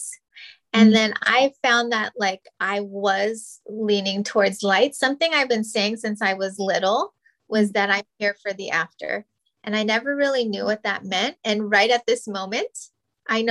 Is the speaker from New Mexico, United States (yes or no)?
yes; New Mexico, United States; moved away; we're Native and Hispanic, and we're from New Mexico.